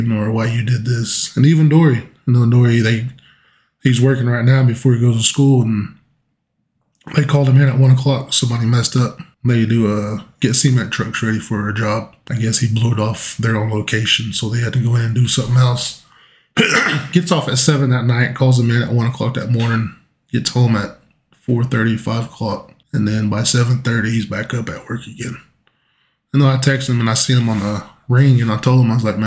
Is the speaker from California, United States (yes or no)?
no; Geary, Oklahoma, United States; moved away as an adult; also born or lived in El Reno, Oklahoma; living in Gary, growing up in Gary